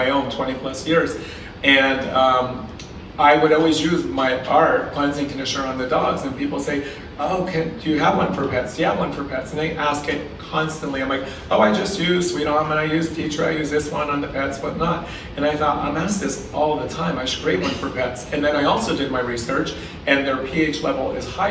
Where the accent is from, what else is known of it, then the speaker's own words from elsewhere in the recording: Pennsylvania, United States; moved away; Growing up in Pennsylvania